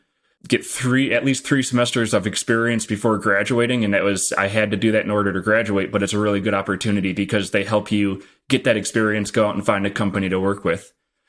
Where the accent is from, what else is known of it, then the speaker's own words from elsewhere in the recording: Midwest, United States; It's values that I grew up in the Midwest have very, very what I would consider the stereotypical Midwest parents